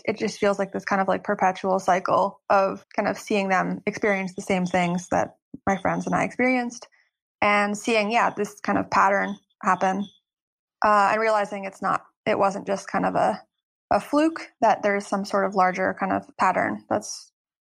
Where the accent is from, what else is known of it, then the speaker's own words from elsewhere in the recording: State College, Pennsylvania, United States; moved away as an adult; also born or lived in New York; I'm actually living in my hometown now